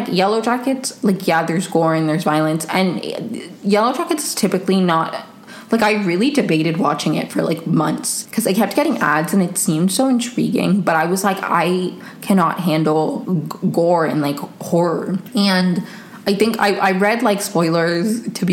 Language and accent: English; Venezuela; I'm from Venezuela